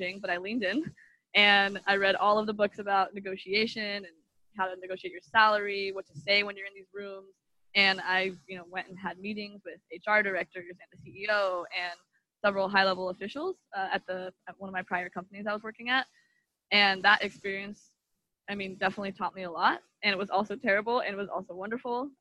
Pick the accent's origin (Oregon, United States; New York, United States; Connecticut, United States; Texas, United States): Oregon, United States; moved away as an adult; also born or lived in Miami, Florida; I grew up in Oregon